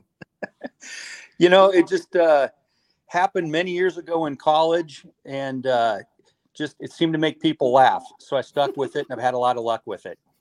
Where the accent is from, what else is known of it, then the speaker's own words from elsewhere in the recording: Denver, Colorado, United States; Born and born and raised in Denver my whole life